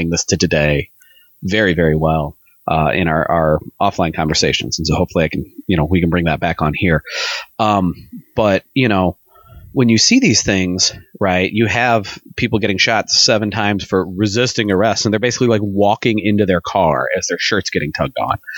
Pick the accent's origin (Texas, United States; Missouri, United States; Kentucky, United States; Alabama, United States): Missouri, United States; St. Louis; this is not like when I drive into St. Louis and say, well, I'm from St. Louis.